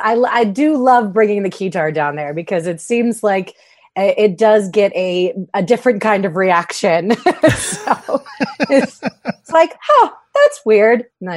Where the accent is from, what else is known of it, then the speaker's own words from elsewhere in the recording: Tampa, Florida, United States; moved away as an adult; also born or lived in Orlando, Florida; now in Las Vegas, United States; I'm from Florida. But yeah, I was born and raised in Tampa, Florida, and I lived in Orlando for about 7 years before I moved here in 2015.